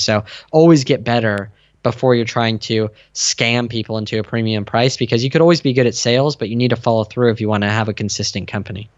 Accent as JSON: {"language": "English", "town": "San Diego", "region": "California", "country": "United States", "tie": "born or raised there", "said": "I grew up in San Diego"}